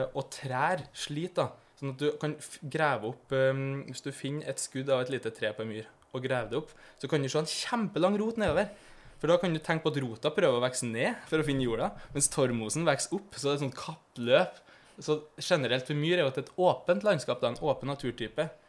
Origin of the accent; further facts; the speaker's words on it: Trøndelag, Norway; moved away; also born or lived in Eastern Norway; Jeg er jo fra Trøndelag, der jeg er vant til litt mer fjell og over skoggrensa